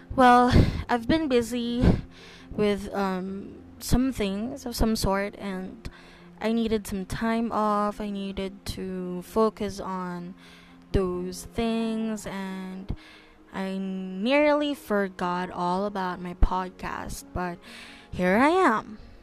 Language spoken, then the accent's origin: English; Philippines; I was born and raised in the Philippines, and I'm still continuing to, and I still continue to live here in the Philippines